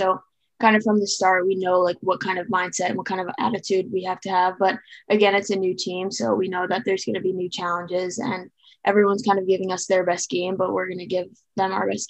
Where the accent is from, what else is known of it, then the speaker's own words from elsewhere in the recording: Long Island, New York, United States; I'm from Long Island, New York. I'm a senior majoring in marketing and leadership and management.